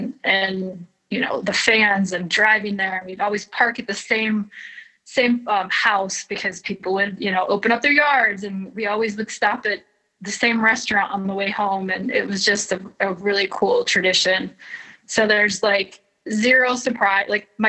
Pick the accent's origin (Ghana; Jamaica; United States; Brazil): United States; Flint, Michigan; Growing up in Flint, we had an IHL hockey team called the Flint Generals.